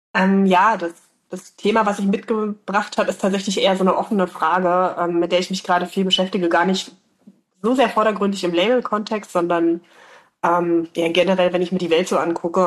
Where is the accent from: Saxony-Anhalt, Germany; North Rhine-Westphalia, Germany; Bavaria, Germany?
Saxony-Anhalt, Germany; now in Leipzig, Germany; ich ähm, komme ja gebürtig aus Sachsen-Anhalt, ich wohne in Leipzig